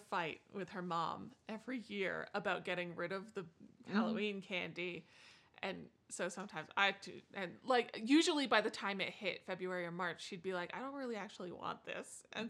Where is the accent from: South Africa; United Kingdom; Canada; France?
Canada; now in United States; I am from Canada.